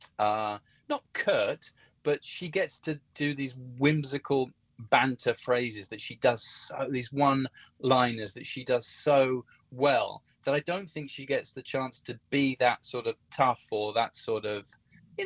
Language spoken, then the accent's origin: English; Hertfordshire, East of England, United Kingdom; also born or lived in London; From Hertfordshire